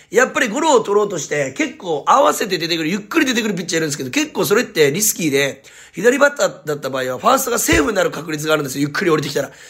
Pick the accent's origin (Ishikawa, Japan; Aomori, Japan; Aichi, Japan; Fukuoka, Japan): Fukuoka, Japan; Munakata; 私、宗像市出身なんですけども